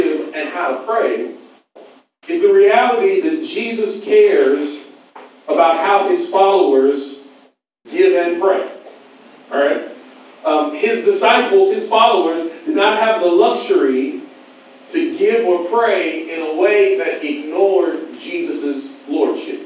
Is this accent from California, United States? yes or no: yes; Pasadena, California, United States; also born or lived in Atlanta, Georgia; now in Los Angeles, United States; I am originally, though, from Pasadena.